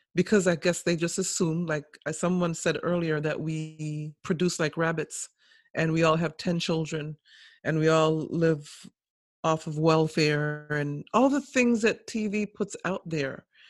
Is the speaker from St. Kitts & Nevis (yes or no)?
yes; St. Kitts & Nevis; moved away; I was born in St. Kitts